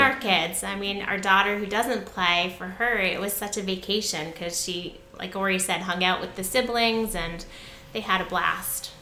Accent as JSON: {"language": "English", "region": "Connecticut", "country": "United States", "tie": "born or raised there", "moved": "yes", "lives_now": "New Jersey, United States", "said": "I grew up in Connecticut"}